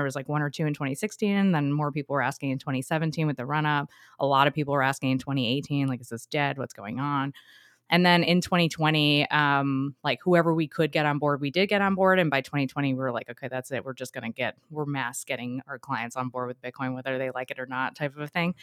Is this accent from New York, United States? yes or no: yes; New York, United States; moved away as an adult; I'm originally from New York, but my parents, because we moved down here